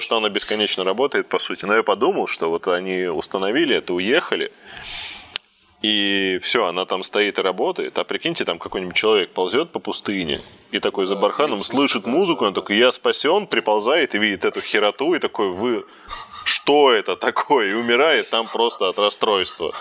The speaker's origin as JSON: {"language": "Russian", "town": "Zelenograd", "region": "Moscow", "country": "Russia", "tie": "born or raised there", "said": "Я сам родился в Зеленограде, это московский."}